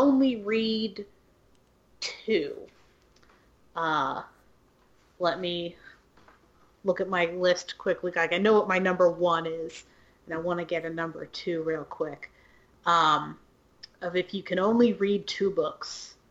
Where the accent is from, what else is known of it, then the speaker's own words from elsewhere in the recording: Ohio, United States; now in Louisiana, United States; I'm from Ohio